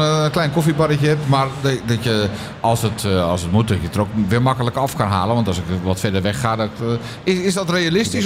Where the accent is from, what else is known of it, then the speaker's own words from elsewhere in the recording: Netherlands; Ik ben gewoon echt een Hollander